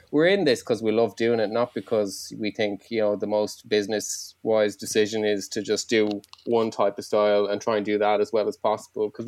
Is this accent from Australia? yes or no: no; Ireland; first language Irish; English is a second language; I was raised uh, Irish, my first language